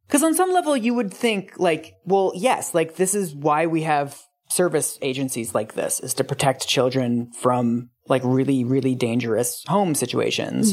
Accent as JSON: {"language": "English", "town": "Seattle", "region": "Washington", "country": "United States", "tie": "born or raised there", "said": "growing up in Seattle"}